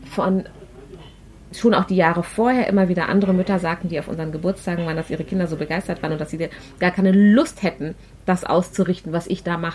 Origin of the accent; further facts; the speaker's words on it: Germany; Aber wir sind nun mal Deutsche.